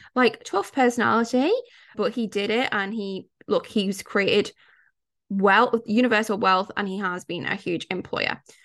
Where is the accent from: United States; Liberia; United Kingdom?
United Kingdom; I'm British, growing up in the U K, so I was born, I was a mid-eighties baby, and I can tell you, growing up in the nineties in the U K